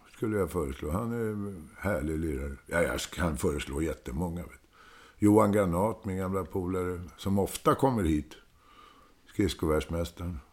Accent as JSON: {"language": "Swedish", "town": "Stockholm", "region": "Stockholm County", "country": "Sweden", "tie": "born or raised there", "also_born_or_lived": "Södermalm, Stockholm", "accent": "Stockholmsdialekt", "said": "jag är ju född på Söder, men sen är jag ju uppväxt i Hässelbygård."}